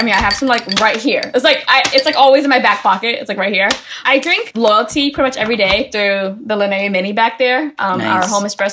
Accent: Boston, Massachusetts, United States; moved away as an adult; also born or lived in Los Angeles; now in New York, United States; I was born and raised in Boston

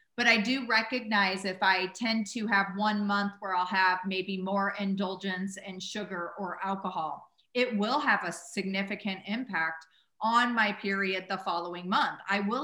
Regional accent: Midwest, United States; yeah, I grew up in the Midwest and we had a grocery or a gas station called Huck's.

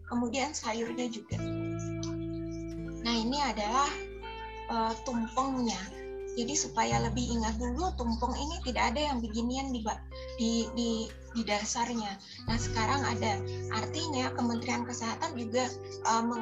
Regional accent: South Kalimantan, Indonesia; karena saya orang Banjar asli jadi rasanya tidak sah sekali kalau makan tanpa nasi putih.

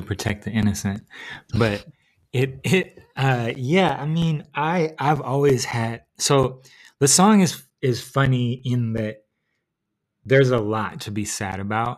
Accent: Seattle, Washington, United States; moved away as an adult; also born or lived in New York; I relocated to Seattle from New York

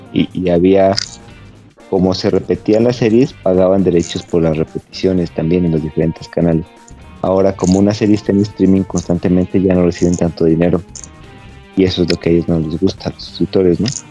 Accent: Mexico

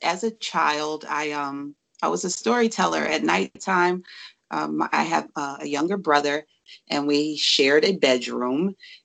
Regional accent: New York City, New York, United States; now in Pennsylvania, United States; I am from the Bronx, New York, and I'm living out here in the mountains of Pennsylvania.

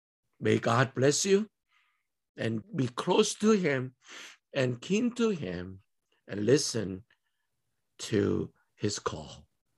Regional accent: South Korea; now in United States

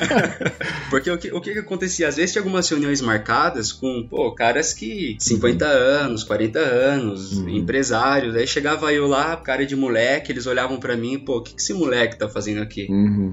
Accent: Amparo, São Paulo, Brazil; also born or lived in Capela do Alto / Tatuí / United States; E muito criança eu mudei para Amparo

